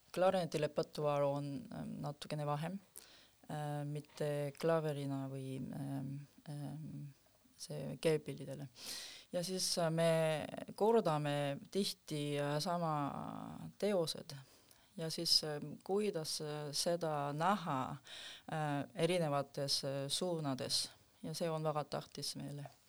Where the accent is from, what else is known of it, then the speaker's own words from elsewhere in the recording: South Korea; Estonian is a second language; now in Estonia; ma ise tul-, tulin eh, Lõuna-Koreast